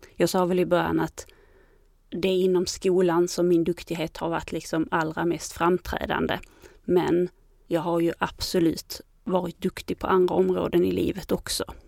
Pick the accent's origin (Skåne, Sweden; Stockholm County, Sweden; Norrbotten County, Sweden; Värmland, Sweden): Skåne, Sweden; Landskrona; also born or lived in Helsingborg; jag kom från Landskrona och gick grundskolan där